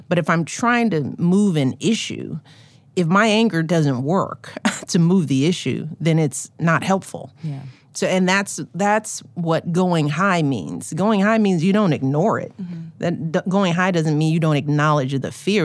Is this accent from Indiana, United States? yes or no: no; Chicago, Illinois, United States; as a Chicagoan